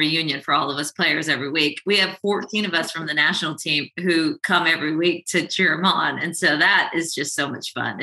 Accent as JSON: {"language": "English", "region": "Southern California", "country": "United States", "tie": "born or raised there", "said": "I grew up in Southern California"}